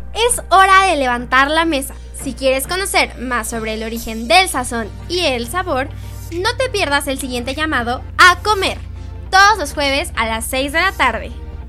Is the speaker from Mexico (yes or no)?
yes; Mexico; nuestra cultura mexicana